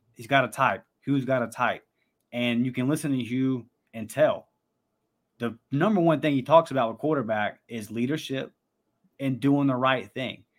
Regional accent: Pensacola, Florida, United States; my hometown of Pensacola

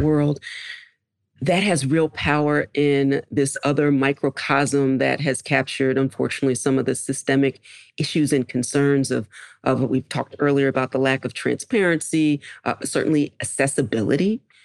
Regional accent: Philadelphia, Pennsylvania, United States; I grew up in Philadelphia

